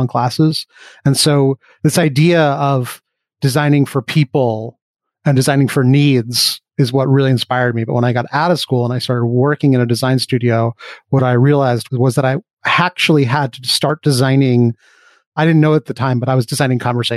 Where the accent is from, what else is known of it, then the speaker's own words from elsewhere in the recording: New York City, New York, United States; I grew up on the Upper West Side of Manhattan